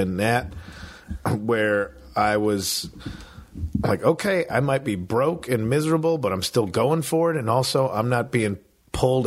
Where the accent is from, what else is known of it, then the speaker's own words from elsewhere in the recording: Midwest, United States; moved away; I'm from the Midwest.